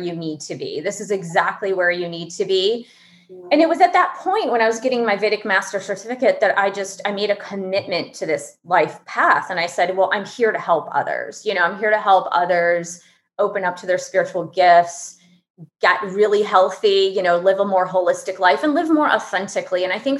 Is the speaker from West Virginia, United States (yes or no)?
no; Michigan, United States; moved away; I grew up in Michigan